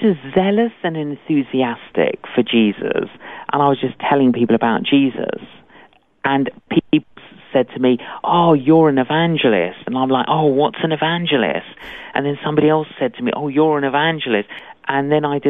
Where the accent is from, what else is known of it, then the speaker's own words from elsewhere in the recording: London, United Kingdom; Both my parents were Greek Cypriot, but I grew up in London.